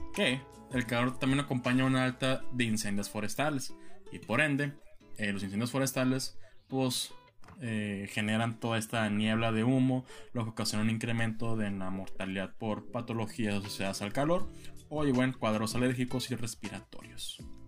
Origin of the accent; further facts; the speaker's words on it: San Luis Río Colorado, Sonora, Mexico; moved away; mi tierra natal, San Luis Río Colorado